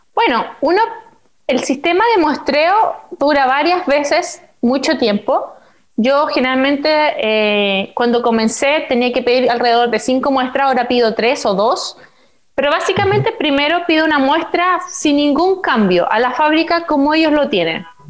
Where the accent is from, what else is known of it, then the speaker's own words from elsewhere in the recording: Coronel, Biobío, Chile; moved away as an adult; also born or lived in China; si nosotros habíamos nacido en coronel